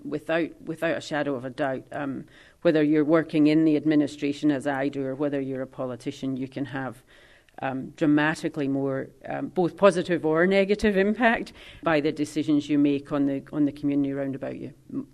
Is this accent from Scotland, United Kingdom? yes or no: yes; Scotland, United Kingdom; But we came from the Highlands, and so we never fitted in.